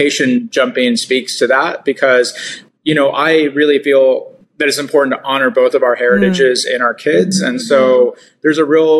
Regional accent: California, United States; being a Californian myself, I just really love being Californian

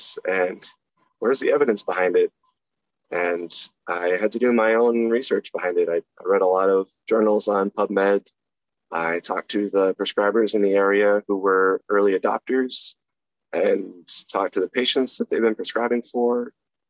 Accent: Maine, United States; I grew up in a small town in Maine

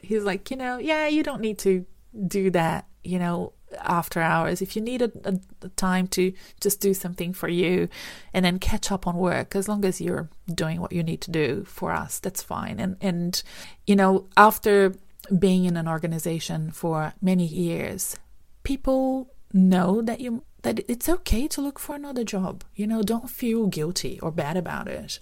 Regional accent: Brazil; moved away as an adult; now in Australia; I'm from Brazil originally

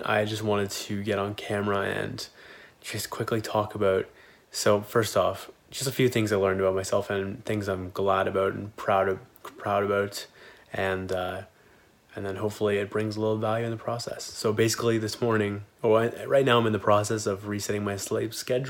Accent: Kitchener, Ontario, Canada; Kitchener, which is my hometown

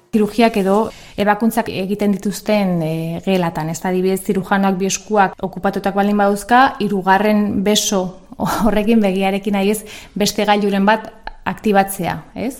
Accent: Pamplona, Navarre, Spain; hemen Iruña jaio nintzen

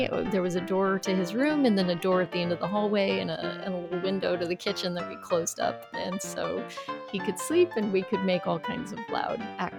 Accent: El Paso, Texas, United States; now in Norwalk, United States; I'm originally from El Paso, Texas, where it is indeed over 100 degrees

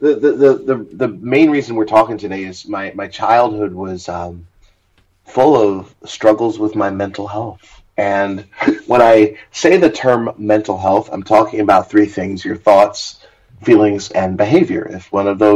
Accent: Hempstead, New York, United States; also born or lived in Queens, New York; I was born in 1979 in Hempstead, New York, which is on the south shore of Long Island. So I'm a native New Yorker

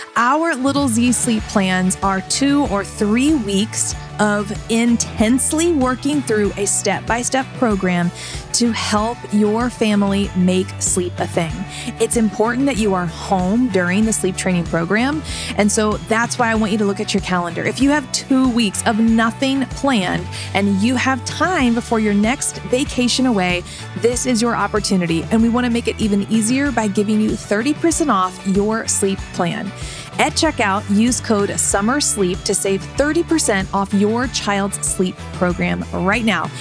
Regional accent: United States; as an American

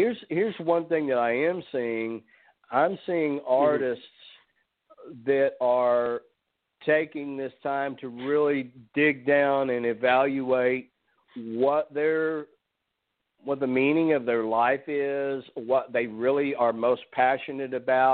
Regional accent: Nashville, Tennessee, United States; my hometown of Nashville

